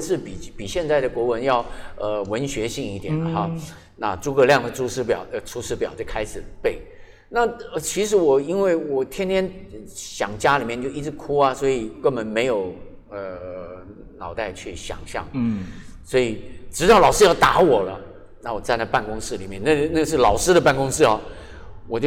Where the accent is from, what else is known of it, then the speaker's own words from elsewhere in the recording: Taipei, Taiwan; also born or lived in Qijin, Kaohsiung (birthplace) / Fengshan, Kaohsiung; 然后三年级又回到台北来，